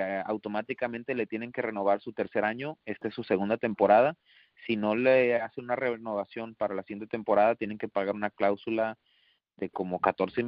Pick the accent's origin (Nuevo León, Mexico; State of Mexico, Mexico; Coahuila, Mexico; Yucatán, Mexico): Nuevo León, Mexico; Monterrey; moved away; Yo que soy de Monterrey, que, que, que viví mucho tiempo ahí